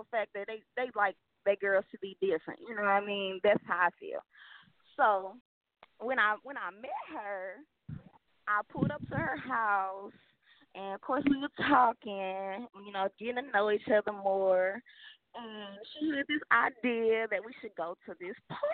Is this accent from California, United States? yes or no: no; St. Louis, Missouri, United States; moved away as an adult; now in Texas, United States; I'm from St. Louis. I just moved to Texas, like, last Friday.